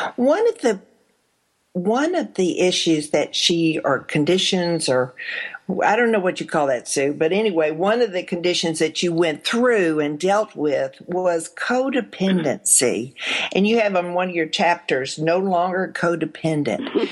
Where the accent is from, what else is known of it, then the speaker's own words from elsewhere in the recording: Arkansas, United States; also born or lived in Texas; I was in Arkansas when I grew up, born in Texas, raised in Arkansas